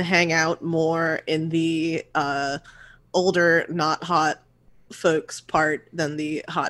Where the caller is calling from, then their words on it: Brooklyn, New York, United States; Greenpoint, Brooklyn.